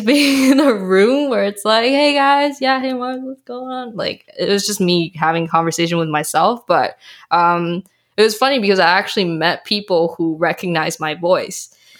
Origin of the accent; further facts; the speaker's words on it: British Columbia, Canada; also born or lived in Malaysia / Taiwan; I was born in Malaysia. Um, I was bred very briefly in Taiwan, but for most of my adulthood and, I guess, adolescent, I was raised in Canada